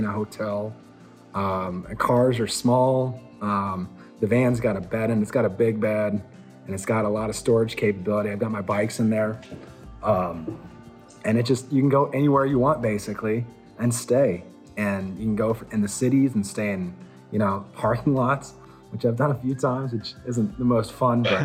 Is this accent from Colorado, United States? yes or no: yes; Colorado, United States; I'm from Colorado. I grew up here. Never really got away.